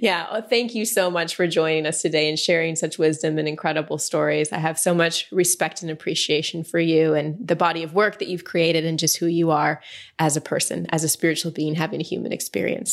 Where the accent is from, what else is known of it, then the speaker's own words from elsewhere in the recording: Texas, United States; also born or lived in Wisconsin; I was born in Wisconsin, then we moved to Texas when I was like two and a half.